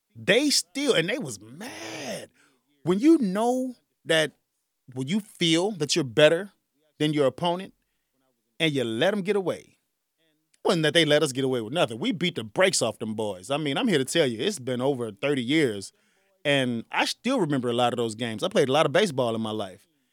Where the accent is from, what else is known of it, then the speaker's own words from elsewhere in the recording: Chicago, Illinois, United States; I'm from the south side of Chicago